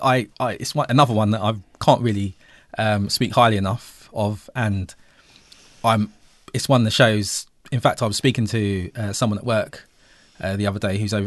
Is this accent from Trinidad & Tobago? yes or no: no; England, United Kingdom; us being English, growing up in the UK, we learned about Tudors and Stuarts